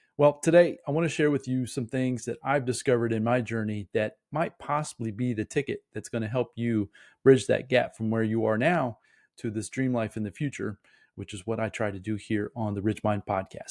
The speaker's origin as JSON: {"language": "English", "region": "Indiana", "country": "United States", "tie": "born or raised there", "said": "I'm born and raised in Indiana"}